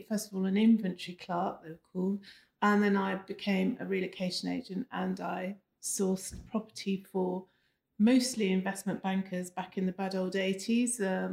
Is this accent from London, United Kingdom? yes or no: yes; London, United Kingdom; moved away as an adult; also born or lived in Cheltenham; Born and raised in London and in Kensington.